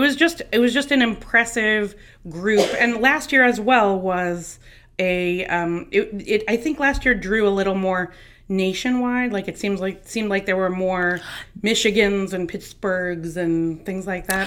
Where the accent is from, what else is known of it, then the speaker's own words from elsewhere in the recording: New Jersey, United States; New Jersey, which is my hometown